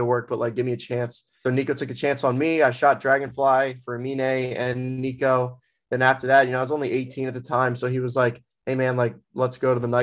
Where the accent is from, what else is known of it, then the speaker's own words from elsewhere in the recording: Ocean City, New Jersey, United States; moved away as an adult; now in Philadelphia, United States; I'm from Ocean City, New Jersey